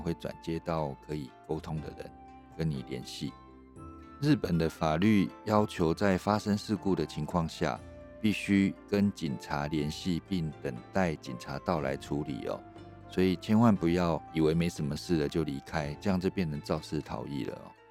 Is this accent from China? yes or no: no; Taiwan; 对我们台湾人来讲